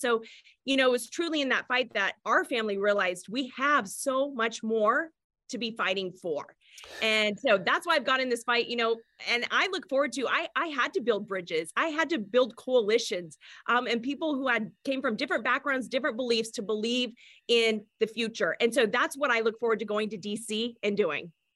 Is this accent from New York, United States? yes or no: no; Washington, United States; I was born and raised in Washington State